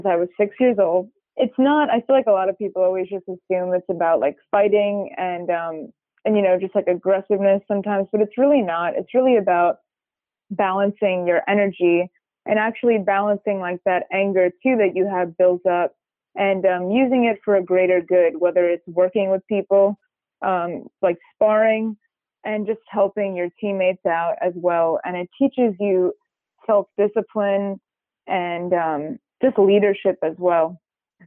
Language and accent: English; Long Island, New York, United States; I grew up in Long Island, New York, and I grew up in a very musical household.